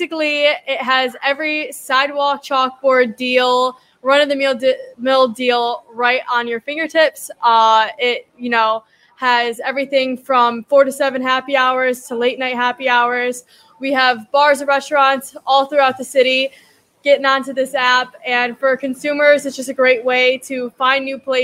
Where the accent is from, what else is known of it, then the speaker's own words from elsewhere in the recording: Buffalo, New York, United States; moved away; also born or lived in Ottawa, Canada; I'm from Buffalo